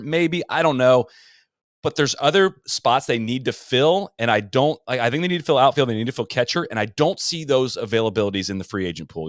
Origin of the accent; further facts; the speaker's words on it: Columbus, Ohio, United States; also born or lived in Charleston, West Virginia; So I was born in Charleston, West Virginia, and I lived in Columbus, Ohio, up through high school.